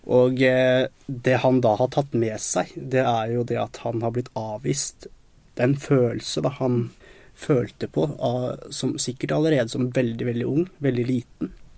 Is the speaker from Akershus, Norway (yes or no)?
yes; Nesodden, Akershus, Norway; also born or lived in Colombia; Jeg er jo opprinnelig fra Colombia. Så jeg, jeg kom til Norge da jeg var to år gammel. Og da ble jeg bosatt på Nesodden